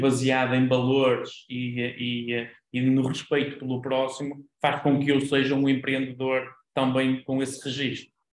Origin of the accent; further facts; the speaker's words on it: Vila Nova de Famalicão, Norte, Portugal; eu nasci em, em Vila Nova de Famalicão e, e continuo por cá, na, na cidade